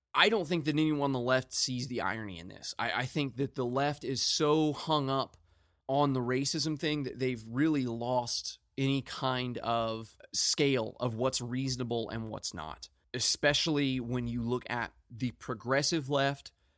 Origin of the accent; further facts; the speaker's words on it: United States; I'm an American